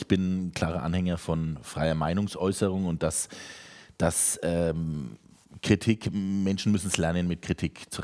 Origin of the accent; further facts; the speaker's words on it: Germany; dafür sind wir Deutsche eigentlich bekannt, dass wir relativ direkt sind im Vergleich zu Amerikanern zum Beispiel.